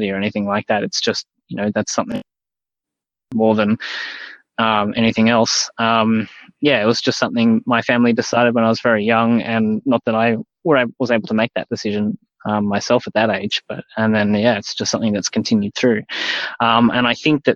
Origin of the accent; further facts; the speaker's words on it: Australia; as an Australian